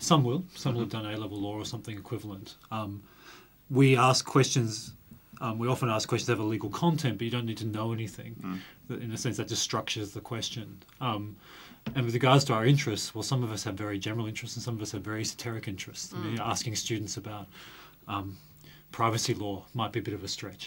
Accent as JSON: {"language": "English", "country": "Australia", "moved": "as an adult", "lives_now": "England", "said": "Both Leora and I are not from England. I'm Australian"}